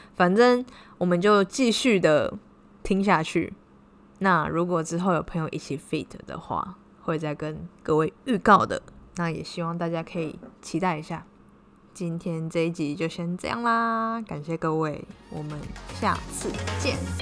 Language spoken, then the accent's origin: Chinese; Taiwan; now in Cambodia; 像我们台湾人